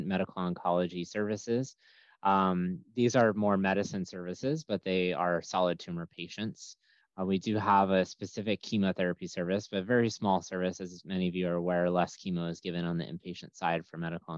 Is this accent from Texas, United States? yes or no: no; New York, United States; moved away as an adult; also born or lived in Greensboro, North Carolina / Lexington, Kentucky; now in Florida, United States; I'm originally from New York.